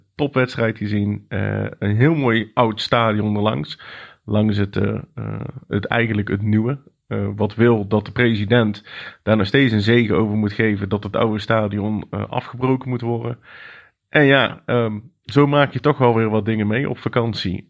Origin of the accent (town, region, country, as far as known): Netherlands